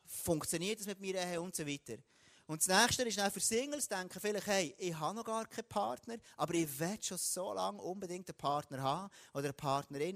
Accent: Switzerland; Dort, wo ich bin aufgewachsen im Jura, dort war es extrem dunkel gewesen

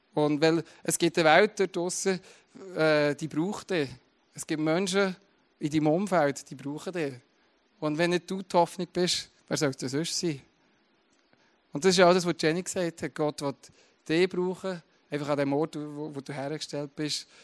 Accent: Switzerland; das ist meine Identität, oder Teil meiner Identität, dass ich Schweizer bin

